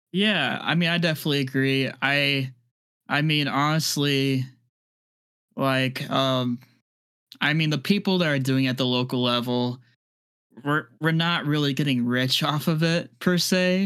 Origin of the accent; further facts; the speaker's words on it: Midwest, United States; now in Tampa, United States; I'm originally from the Midwest, so, like, I used to be used to that kind of weather, but now I'm, I'm a Florida boy